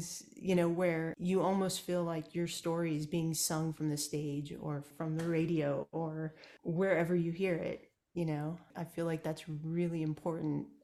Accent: Kansas, United States; moved away as an adult; now in Austin, United States; I grew up in Kansas

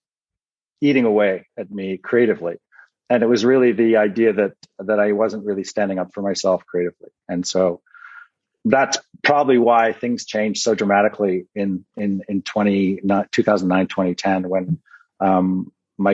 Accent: Canada; moved away as an adult; as a Canadian kid

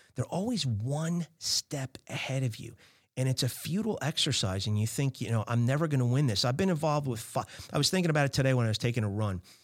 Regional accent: New Jersey, United States; I'm from Jersey

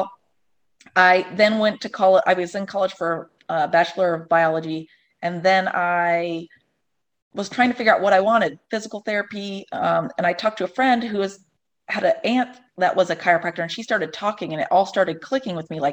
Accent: Ohio, United States; also born or lived in Los Angeles / Chicago; now in North Carolina, United States; I'm from Ohio originally, and I've kind of been all over LA, Chicago

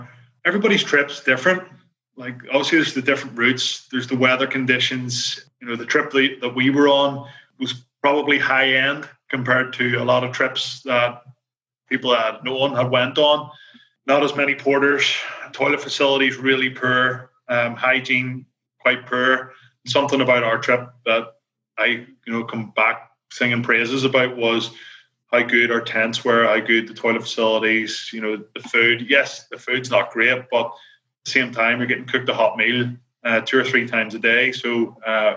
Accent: Belfast, Northern Ireland, United Kingdom; accent: Belfast; my Belfast accent

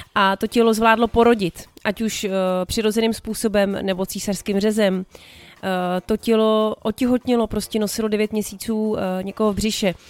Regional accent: Prague, Czechia; tenkrát ještě byl Julius Meinl prostě ten obchod u nás v Řepích na sídlišti

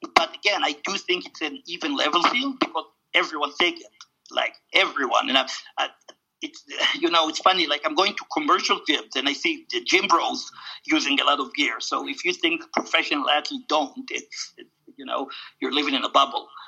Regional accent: Israel; moved away; going to Israel, where I wasn't 10 years, my home country.

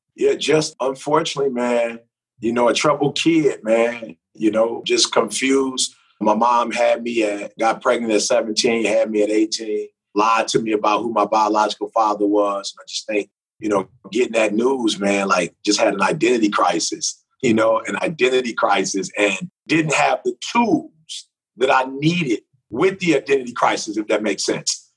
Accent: Detroit, Michigan, United States; growing up in Detroit, I was a music head

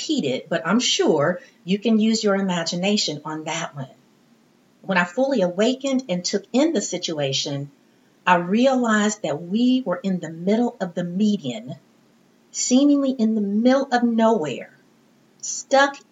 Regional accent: Midwest, United States; also born or lived in East Texas; I'm from the Midwest, and I went to college in East Texas many years ago

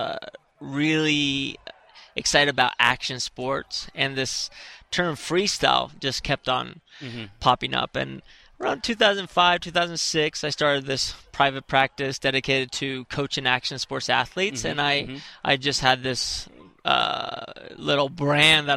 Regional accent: Spain; growing up in Spain and being a gymnast

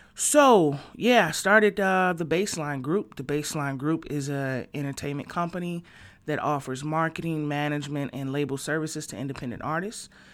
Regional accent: Detroit, Michigan, United States; moved away as an adult; also born or lived in northwest suburbs of Chicago; now in Chicago, United States; I was born and raised in Detroit, Michigan.

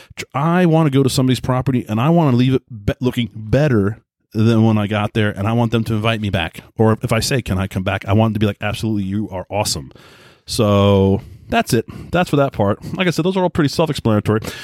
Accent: Southold, New York, United States; I grew up in Long Island, New York, a little town called Southhold.

